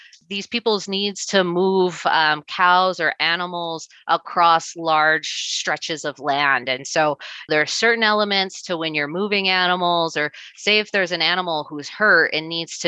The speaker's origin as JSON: {"language": "English", "town": "Las Vegas", "region": "Nevada", "country": "United States", "tie": "born or raised there", "also_born_or_lived": "Missouri", "said": "Where I grew up in Nevada, we have a very strong Basque culture."}